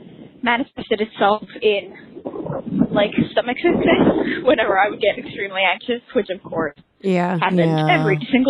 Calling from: Philadelphia, Pennsylvania, United States; I'm a listener from Philadelphia.

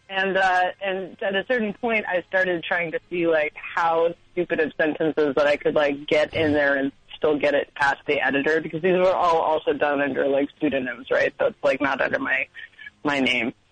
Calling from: Queens, New York, United States; Okay, really embarrassingly, I'm actually calling from Queens because I got priced out of Brooklyn already.

